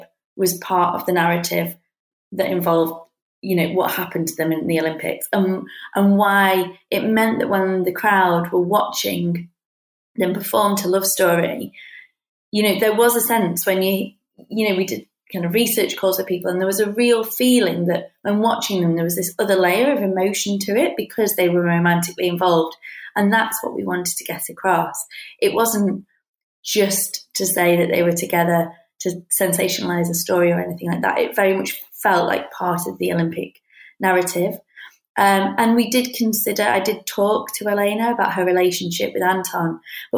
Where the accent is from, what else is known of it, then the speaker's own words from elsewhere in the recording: United Kingdom; I'm from Britain